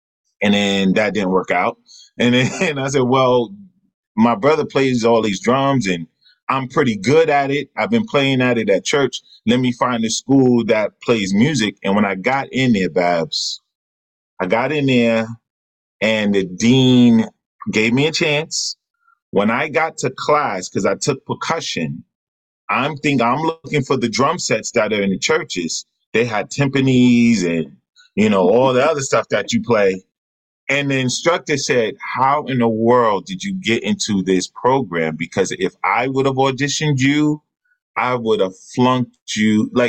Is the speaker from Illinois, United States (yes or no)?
no; Jamaica, Queens, New York, United States; So my brother, I grew up in Jamaica, Queens. A lot of musicians came out of Jamaica, Queens, ….